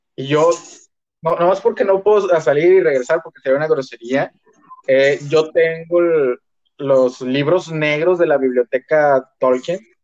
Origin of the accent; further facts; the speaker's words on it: Mexico; now in Monterrey, Mexico; el hecho de ser mexicano